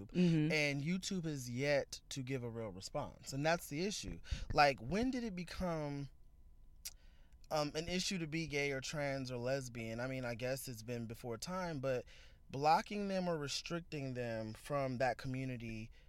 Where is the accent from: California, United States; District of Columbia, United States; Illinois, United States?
California, United States; Compton; growing up where I grew up in Compton, California